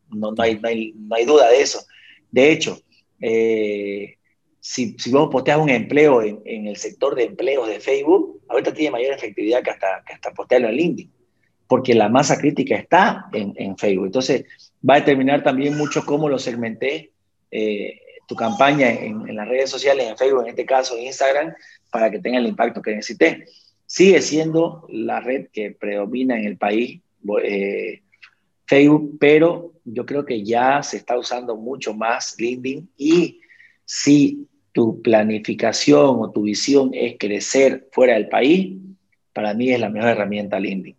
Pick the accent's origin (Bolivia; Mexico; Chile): Bolivia; nosotros muchas veces como bolivianos